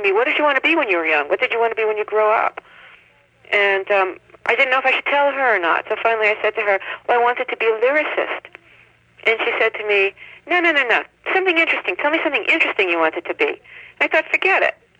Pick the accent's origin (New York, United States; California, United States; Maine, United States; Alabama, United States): New York, United States; New York City; moved away; I grew up in New York City